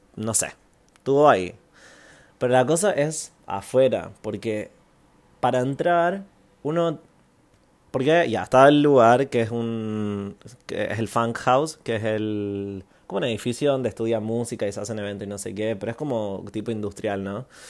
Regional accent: Santiago, Santiago Metropolitan Region, Chile; moved away as an adult; also born or lived in Canada; now in Berlin, Germany; viví en Chile, en Santiago, hasta los 19 años

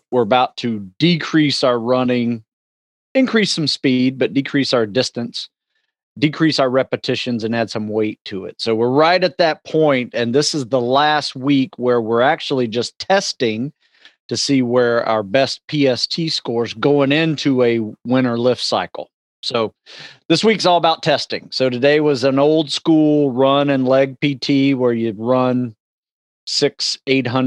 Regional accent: Live Oak, Florida, United States; moved away; I grew up in a small town in North Florida called Live Oak, Florida, Suwanee County

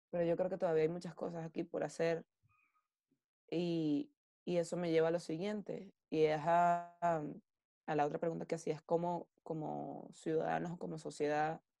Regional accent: Venezuela; nosotros como venezolanos. Em, a ver, Venezuela... Yo no sé si Venezuela es mi Ítaca.

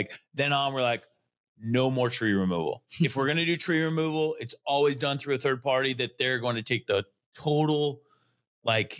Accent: Connell, Washington, United States; I grew up in Connell.

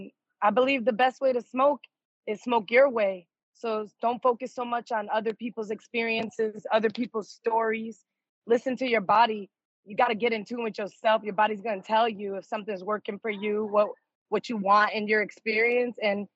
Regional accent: Springfield, Massachusetts, United States; also born or lived in New York; now in Las Vegas, United States; Well, I'm originally from the East Coast, but right now I'm on the West Coast. I'm in Vegas. I moved to Vegas from New York 11 years ago, and I'm originally from Springfield, Massachusetts, home of the Basketball Hall of Fame.

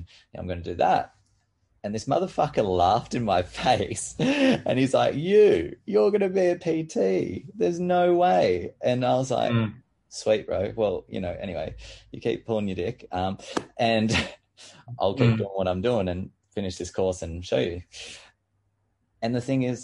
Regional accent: Orange, New South Wales, Australia; growing up in Orange

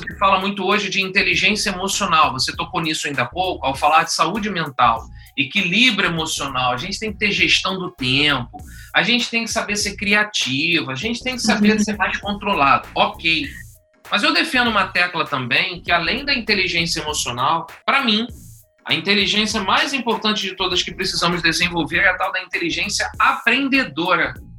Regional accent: Niterói, Rio de Janeiro, Brazil; accent: carioca; Eu sou de Niterói

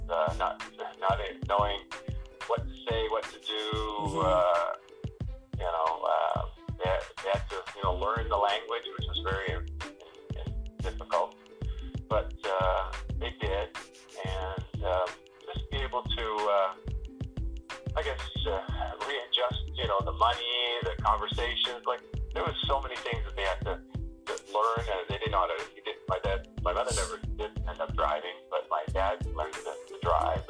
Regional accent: Leamington, Ontario, Canada; also born or lived in Bowling Green, Ohio; I was born and raised in Canada, a small little community called Leamington

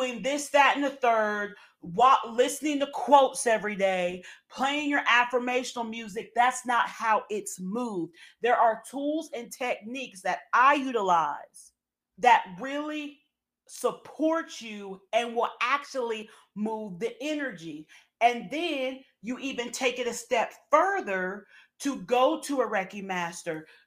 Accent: Southern, United States; accent: Southern; my Southern accent

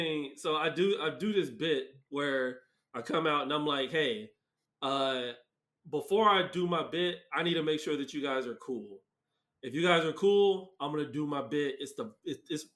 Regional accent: Mesa, Arizona, United States; I'm from Mesa. I went to Dobson.

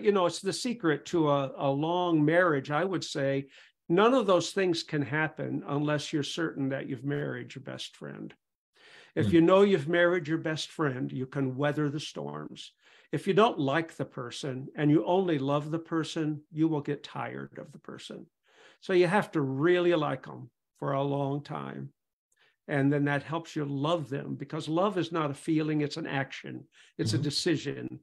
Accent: Pontiac, Michigan, United States; I was raised in the Church of God in Pontiac, Michigan. Went there since I was 5 years old.

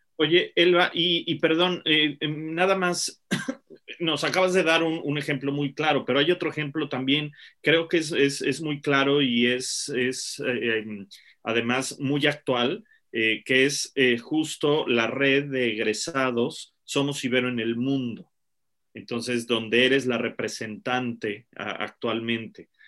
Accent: Mexico; now in United Kingdom; estamos viviendo como mexicanos en el extranjero

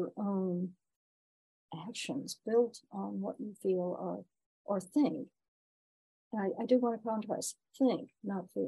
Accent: the South, United States; moved away as an adult; also born or lived in Washington; now in Ithaca, United States; I grew up in the South, and I was very involved in civil rights. I led marches in Greensboro

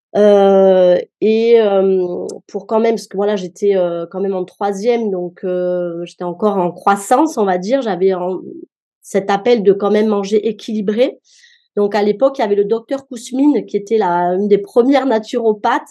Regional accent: Marseille, Provence-Alpes-Côte d'Azur, France; moved away as an adult; now in Mons, France; Je suis d'origine marseillaise

